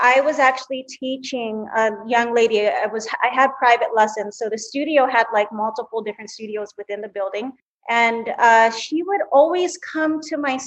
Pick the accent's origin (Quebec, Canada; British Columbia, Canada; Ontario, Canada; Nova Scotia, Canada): British Columbia, Canada; Vancouver; I am actually a Canadian. So I was born and raised in Vancouver, Canada